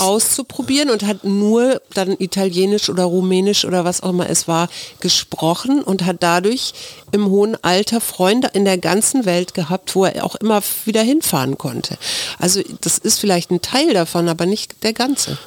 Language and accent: German; Hamburg, Germany; now in Berlin, Germany; Hamburg, was ja meine Heimatstadt ist